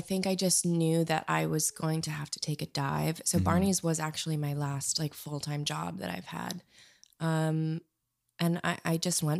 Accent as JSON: {"language": "English", "town": "Minneapolis", "region": "Minnesota", "country": "United States", "moved": "as an adult", "lives_now": "Chicago, United States", "said": "I'm from Minneapolis originally."}